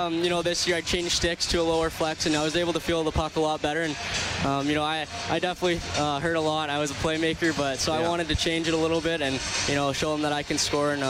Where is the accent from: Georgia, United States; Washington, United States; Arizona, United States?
Washington, United States; Spokane; growing up in Spokane